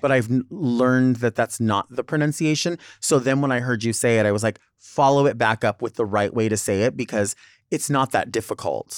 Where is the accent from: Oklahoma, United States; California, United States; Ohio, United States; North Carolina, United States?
California, United States; Southern; accent: Valley girl